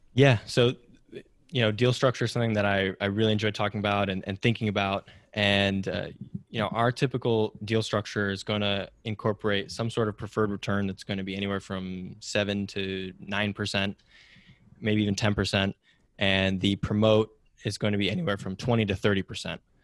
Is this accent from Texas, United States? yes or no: no; Silicon Valley, California, United States; growing up in Silicon Valley